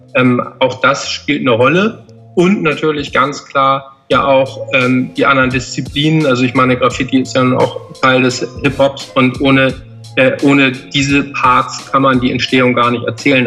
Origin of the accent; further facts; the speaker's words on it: Hamburg, Germany; wir sind ja alle vier aus Hamburg